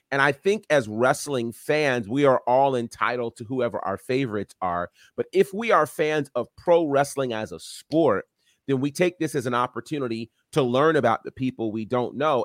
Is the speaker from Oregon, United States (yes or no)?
no; New York, United States; growing up in New York pre-internet